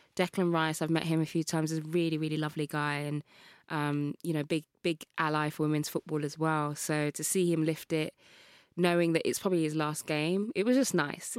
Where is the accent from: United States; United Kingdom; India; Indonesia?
United Kingdom; Birmingham, West Midlands; I grew up in Birmingham, Kings Norton, Birmingham